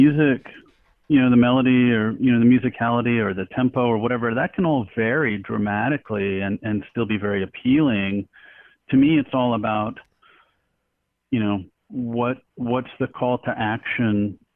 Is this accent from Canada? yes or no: yes; Canada; moved away; I'm Canadian by birth. So I grew up on a lot of Canadian punk rock and hardcore